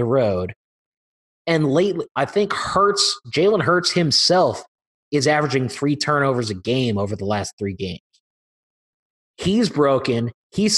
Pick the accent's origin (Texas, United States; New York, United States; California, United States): Texas, United States; Austin; growing up in Austin